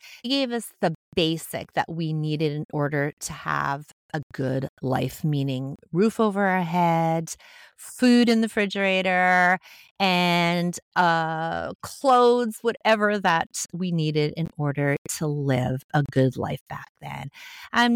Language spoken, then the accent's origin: English; Montreal, Quebec, Canada; I grew up in Montreal, Quebec, Canada, in a working-class family